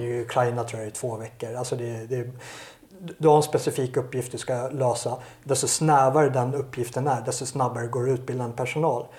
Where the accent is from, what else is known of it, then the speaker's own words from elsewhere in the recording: Sweden; jag är ju svensk och jag vill ju bo i Sverige